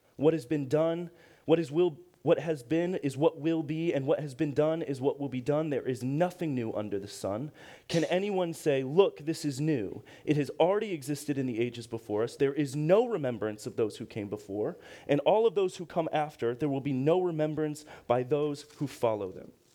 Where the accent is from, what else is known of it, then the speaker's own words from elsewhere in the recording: Akron, Ohio, United States; I'm from Akron, Ohio, same hometown as LeBron